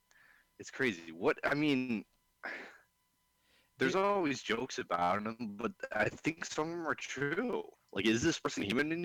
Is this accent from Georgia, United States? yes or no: no; Detroit, Michigan, United States; now in Northern Michigan, United States; I grew up around the Detroit area